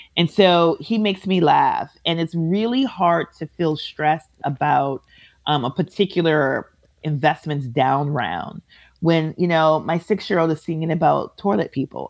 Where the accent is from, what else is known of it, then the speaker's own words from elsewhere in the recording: Minneapolis, Minnesota, United States; I am from Minneapolis. I grew up about six blocks away from where he was murdered